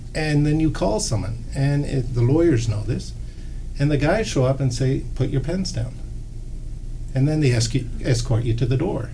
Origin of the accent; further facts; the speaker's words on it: Nova Scotia, Canada; moved away; I'm from Nova Scotia